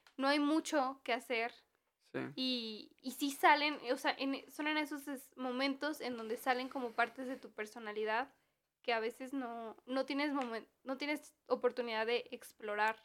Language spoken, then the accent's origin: Spanish; Mexico; sí soy bien mexicana